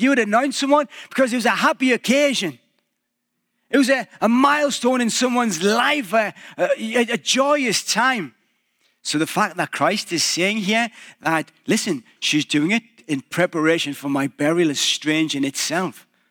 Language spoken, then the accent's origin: English; England, United Kingdom; moved away as an adult; now in Canada; a little bit British again